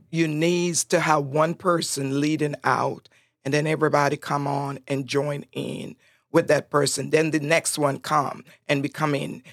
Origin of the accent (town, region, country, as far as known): Roatán, Bay Islands, Honduras; first language Spanish; English is a second language; now in United States